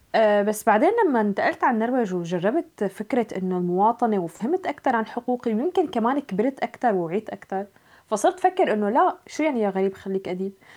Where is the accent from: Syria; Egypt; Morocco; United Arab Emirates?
Syria; now in Norway; نحن كسوريين